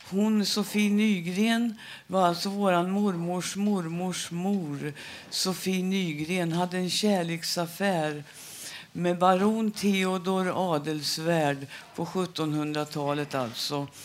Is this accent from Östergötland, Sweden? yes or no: yes; Söderköping, Östergötland, Sweden; vi blev eh, adopterade till en familj utanför Söderköping. Och, ehm, eh, där vi växte upp som adoptivbarn